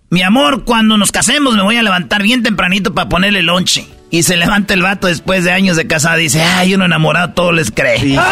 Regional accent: Michoacán, Mexico; No, yo soy de Michoacán.

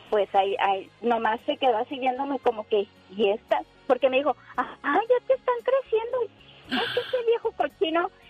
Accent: Chihuahua, Mexico; now in United States; Mira, yo soy de allá de Chihuahua. No te voy a decir el pueblito

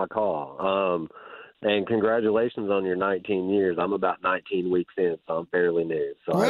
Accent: East Texas, United States; we're from East Texas.

